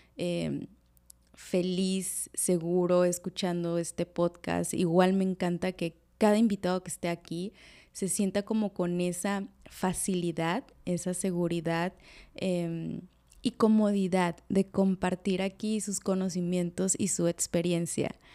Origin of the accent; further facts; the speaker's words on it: Veracruz, Mexico; now in Cancún, Mexico; soy de Veracruz y que ahorita en estos momentos estoy viviendo en Cancún